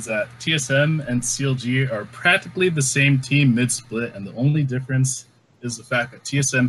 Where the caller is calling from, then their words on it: Jersey City, New Jersey, United States; I'm calling from Jersey City, New Jersey, in the United States.